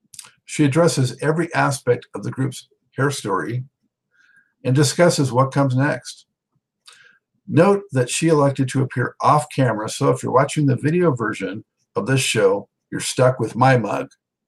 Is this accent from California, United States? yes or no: yes; Los Angeles, California, United States; that's my hometown, and I always represent on this show with my L.A. Lakers hat